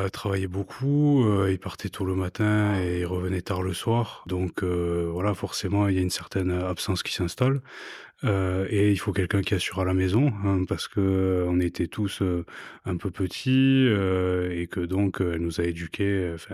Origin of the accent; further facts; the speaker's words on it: Montpellier, Occitania, France; Ouais, t'as grandi où À Montpellier. Montpellier même À Montpellier même.